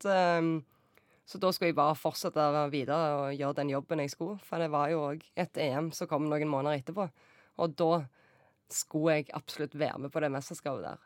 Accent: Norway; moved away as an adult; also born or lived in Romania / Denmark / North Macedonia; bo hjemme i Norge

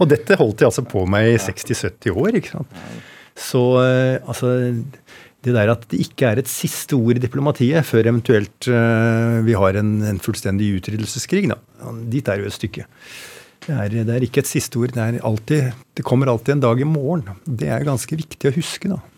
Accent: Oslo, Norway; jeg vokste opp på Røa

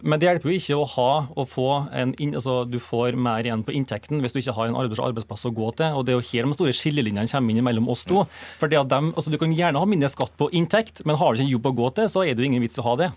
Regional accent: Møre og Romsdal, Norway; Jeg kommer fra Møre og Romsdal

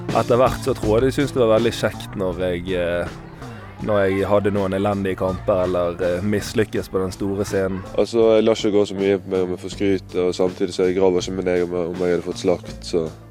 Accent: Bergen, Vestland, Norway; Jeg er bergenser sjøl

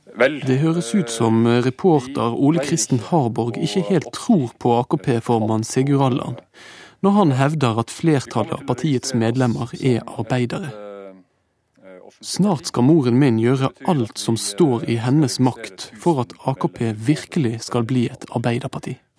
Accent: Bergen, Vestland, Norway; barndommen min på Vestre Vadmyra utenfor Bergen på 70-tallet.

